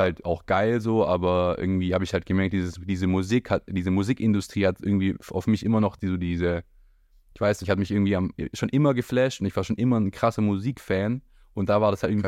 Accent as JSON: {"language": "German", "area": "Hechingen", "region": "Baden-Württemberg", "country": "Germany", "moved": "as an adult", "lives_now": "Berlin, Germany", "said": "ich komme ursprünglich ähm, auch aus Heching, also bei Heching und wohne jetzt seit eineinhalb Jahren in Berlin"}